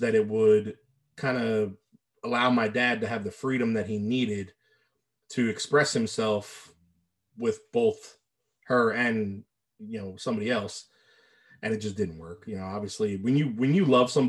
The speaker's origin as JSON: {"language": "English", "town": "New Orleans", "region": "Louisiana", "country": "United States", "tie": "born or raised there", "said": "I was born 1980 in New Orleans, Louisiana"}